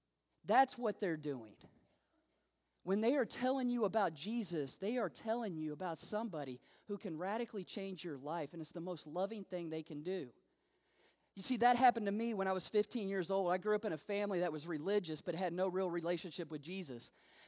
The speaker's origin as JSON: {"language": "English", "town": "Salt Lake City", "region": "Utah", "country": "United States", "also_born_or_lived": "Las Vegas", "said": "I'm from Salt Lake City, Utah. I've been there for about 3 years. Before that, I spent 10 years in Las Vegas."}